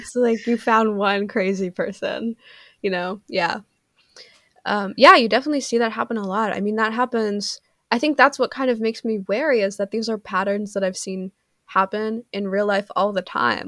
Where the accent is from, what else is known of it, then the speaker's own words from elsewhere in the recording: Canada; I'm Canadian